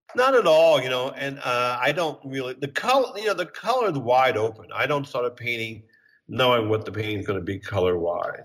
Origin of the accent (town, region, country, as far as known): Bryn Mawr, Pennsylvania, United States; born or raised there; moved away as an adult; also born or lived in Kansas City; now in New York, United States